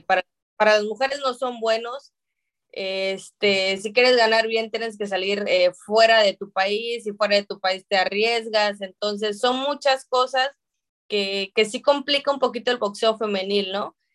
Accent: Mexico; los mexicanos siempre hemos sido caracterizados y etiquetados como guerreros

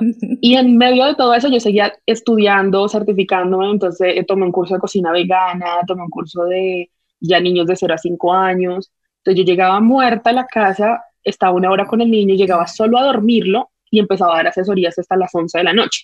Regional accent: Colombia; mi típica como colombiana

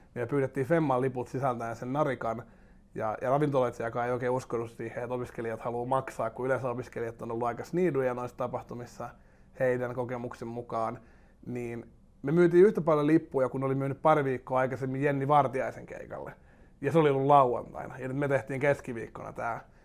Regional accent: Espoo, Uusimaa, Finland; Mä oon Espoosta lähtöisin Lippajärvellä syntynyt ja, ja tota, Tapiolan seudulla, Tapiolassa ja Laajalahdessa asunut sitten niin nuoruuteni ja käynyt kouluni siellä.

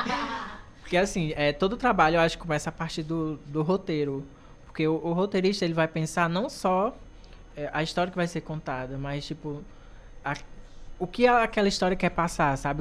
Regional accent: Cariri region, Ceará, Brazil; nós três daqui da região

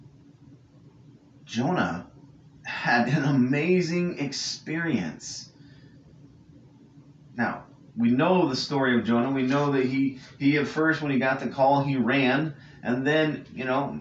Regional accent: California, United States; I grew up in California

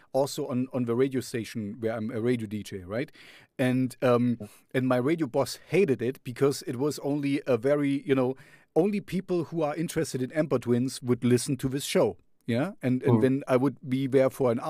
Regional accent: Jena, Thuringia, Germany; I'm here in Jena, that's my hometown

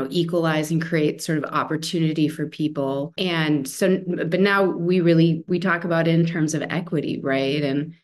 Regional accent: Wisconsin, United States; moved away; I'm from Wisconsin originally

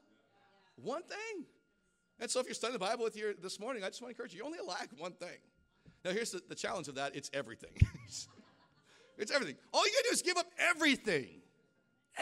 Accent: Hawaii, United States; moved away; I grew up in Hawaii.

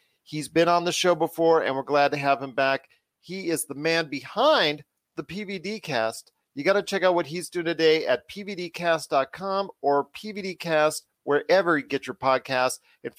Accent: Southern California, United States; now in Las Vegas, United States; I'm from SoCal.

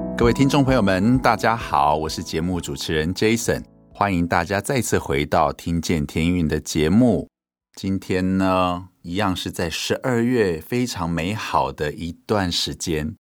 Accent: Hualien County, Taiwan; 我们是在花莲的原住民部落长大的

